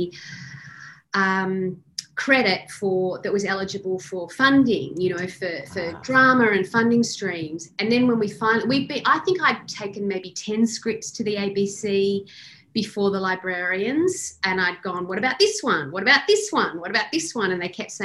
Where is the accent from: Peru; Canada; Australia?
Australia; Sydney, New South Wales; moved away as an adult; now in Melbourne, Australia; I'm from Sydney and I'd moved to Melbourne